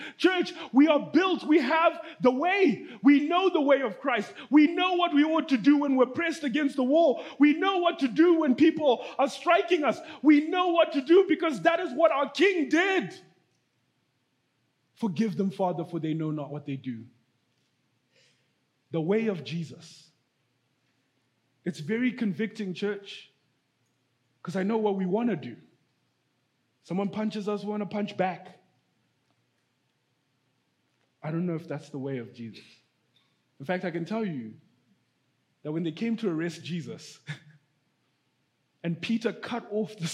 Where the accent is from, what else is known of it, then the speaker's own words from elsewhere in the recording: Zimbabwe; moved away; I'm from Zimbabwe, right? I'm from Africa